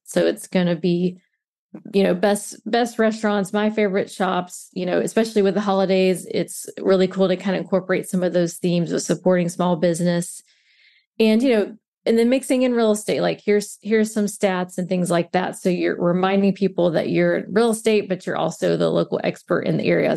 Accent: Mobile, Alabama, United States; moved away as an adult; now in St. Petersburg, United States; I currently live in Saint Pete, Florida, but I am originally from Mobile, Alabama.

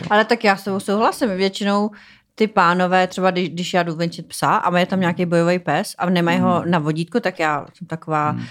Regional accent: Czechia; also born or lived in United States; byla jsem zvyklá z Čech

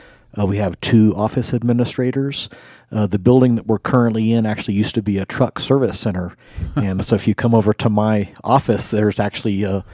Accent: Colorado Springs, Colorado, United States; also born or lived in Germany / Washington, D.C. / Omaha / Oklahoma City; Well, I was born in Germany. My dad was in the Air Force, and we moved to Washington, D.C., and then Colorado Springs is kind of where I grew up.

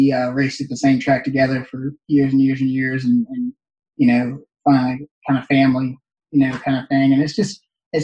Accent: Northeast, United States; growing up in the Northeast

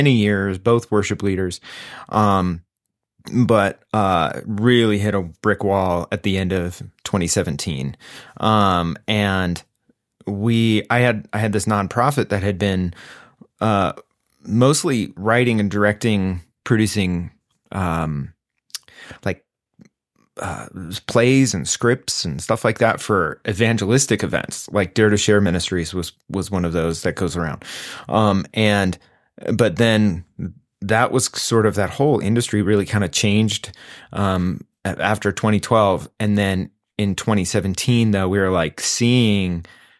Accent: Greeley, Colorado, United States; University of Northern Colorado, my hometown in Greeley

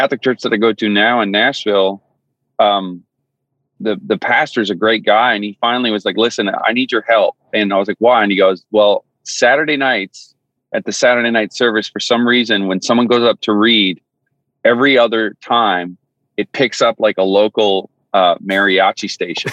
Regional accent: Newfoundland and Labrador, Canada; moved away as an adult; I grew up in Newfoundland, Canada. And so I lived there for 20 years, born and raised.

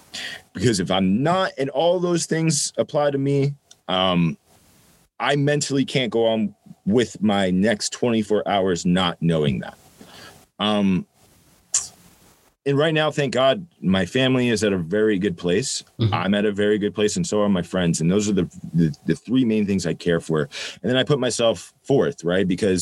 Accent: Ireland; And I'm an Irish guy. I was like, fuck therapy.

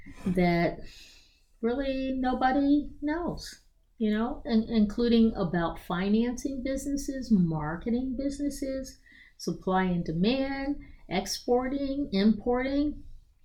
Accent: Philadelphia, Pennsylvania, United States; also born or lived in Hong Kong; now in Rockville, United States; I'm from Philadelphia, but I needed to be in America because my parents were older

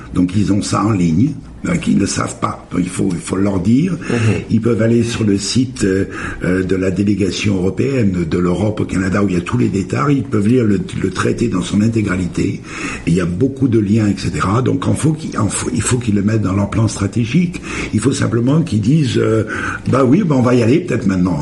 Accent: France; moved away; je suis français

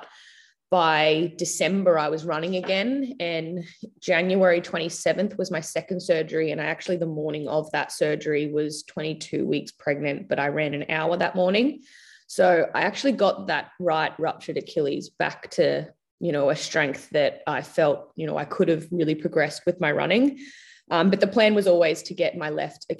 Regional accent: Logan, Queensland, Australia; moved away as an adult; also born or lived in Gold Coast / Brisbane; I was born on the Gold Coast and went to school in Brisbane. But like I said, I moved when I was 18, so I don't really know like Brisbane that well. I grew up more like Logan, Gold Coast Logan.

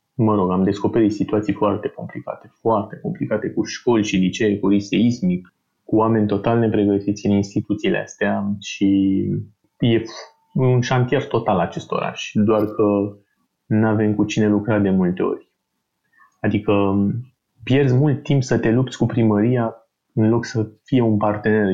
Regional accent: Bucharest, Romania; sunt din București de mult, eu și familia mea

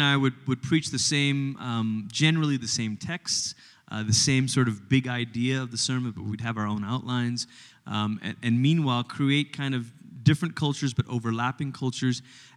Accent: Malaysia; moved away as an adult; also born or lived in Portland, Oregon, United States / Tulsa, Oklahoma, United States; now in United States; I grew up in Malaysia, which is about as far as you can go on the other side of the world before you start coming back. And when I was 10, my family moved from Malaysia to America.

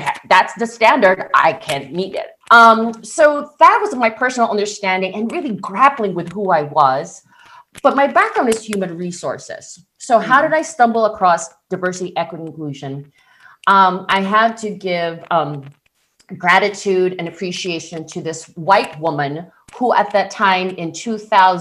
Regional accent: Philippines; moved away as an adult; now in United States; I was born and raised in the Philippines

